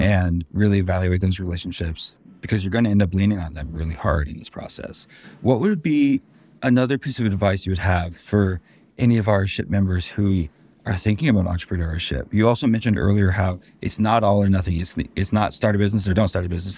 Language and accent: English; Denver, Colorado, United States; I'm from Denver myself.